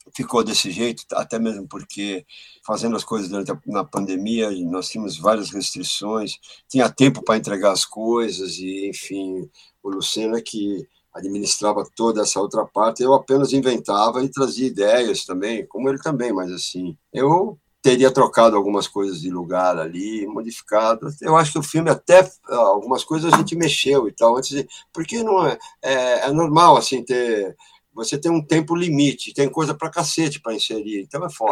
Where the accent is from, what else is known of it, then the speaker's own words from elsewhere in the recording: São Paulo, Brazil; eu sou do bairro da Pompeia, que é o berço do rock brasileiro, aqui onde nasceram os …